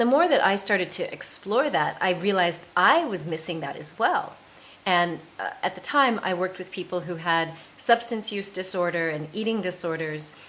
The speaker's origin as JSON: {"language": "English", "country": "United States", "also_born_or_lived": "south of France", "moved": "as an adult", "lives_now": "France", "said": "I am an American, and I live in the south of France"}